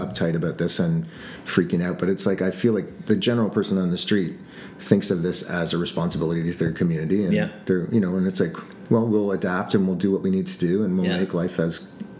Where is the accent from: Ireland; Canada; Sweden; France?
Canada; growing up in Canada